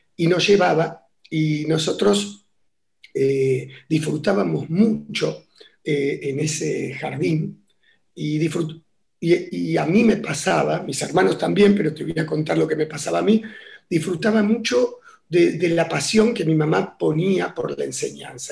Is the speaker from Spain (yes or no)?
no; Buenos Aires, Argentina; yo nací en lo que sería, a ver, eh, ¿qué sería hoy? parte de Palermo, ¿sí? Entre, en Paraguay, entre Bulnes y Vita. Ahí nací y, bueno, fue, fue un barrio que disfruté mucho